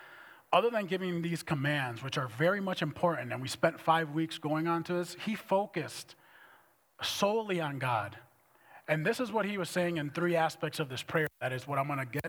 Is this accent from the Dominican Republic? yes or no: yes; Dominican Republic; moved away as an adult; also born or lived in Minneapolis; I was raised in the Dominican Republic.